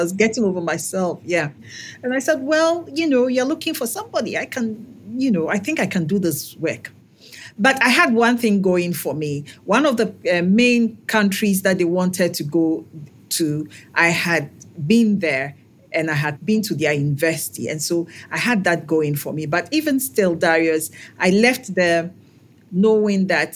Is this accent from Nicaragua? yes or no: no; Ghana; I am Ghanaian